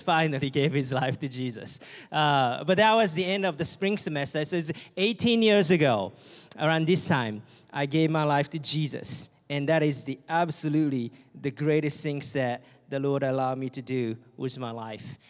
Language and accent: English; Japan; English is a second language; moved away as an adult; my friends and families back home and in Japan